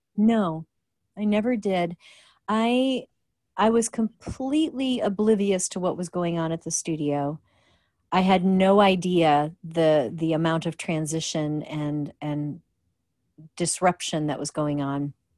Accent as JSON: {"language": "English", "town": "Rockford", "region": "Illinois", "country": "United States", "tie": "born or raised there", "said": "growing up in Rockford, Illinois"}